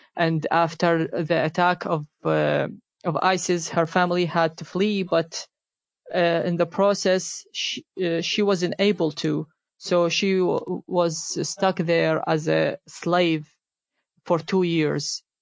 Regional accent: Iraq; moved away; I grew up in Iraq

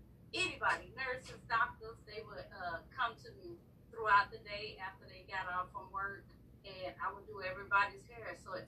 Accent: Savannah, Georgia, United States; now in Houston, United States; I'm from Savannah, Georgia.

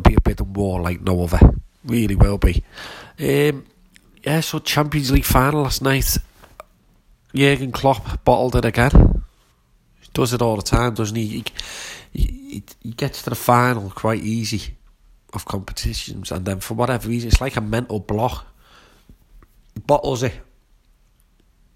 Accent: Shrewsbury, West Midlands, United Kingdom; My hometown team, Shrewsbury Town

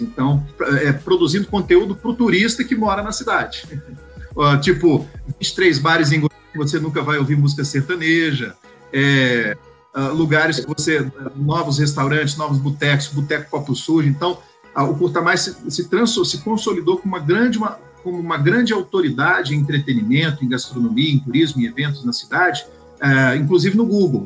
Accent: Goiânia, Goiás, Brazil; Eu sou de Goiânia

